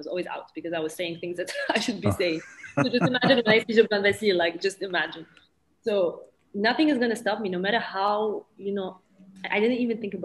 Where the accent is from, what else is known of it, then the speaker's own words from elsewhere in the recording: Lebanon; a country where we speak three languages, and I have a lot of difficulty expressing myself in Arabic because I was French educated. I went to a French private high school.